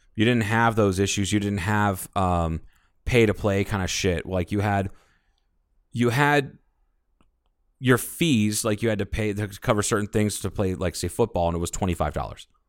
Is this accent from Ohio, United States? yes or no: yes; Ohio, United States; now in Kingman, United States; a high school conference that I was a part of when I grew up in Ohio